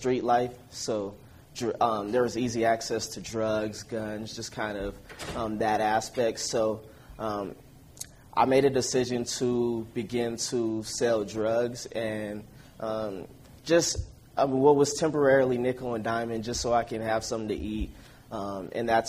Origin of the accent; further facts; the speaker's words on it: Denver, Colorado, United States; I'm from Denver, Colorado.